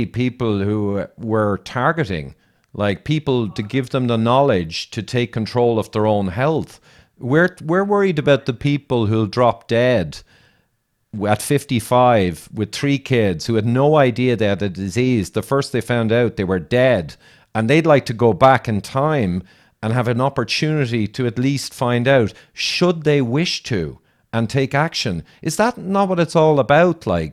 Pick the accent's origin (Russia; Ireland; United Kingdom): Ireland; I'm Irish and all the rest, I'm an engineer